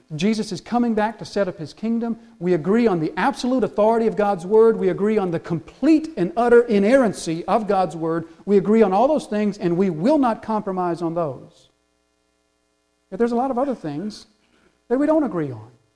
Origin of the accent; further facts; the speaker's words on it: the South, United States; We're from the South